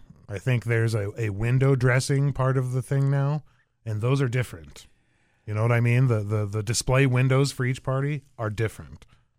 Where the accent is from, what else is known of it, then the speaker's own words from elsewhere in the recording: Arizona, United States; moved away; I'm from Arizona originally.